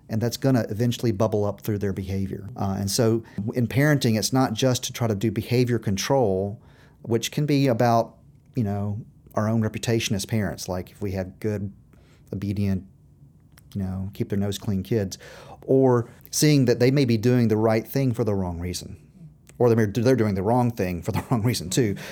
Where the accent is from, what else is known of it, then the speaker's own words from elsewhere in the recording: Memphis, Tennessee, United States; We are from Tennessee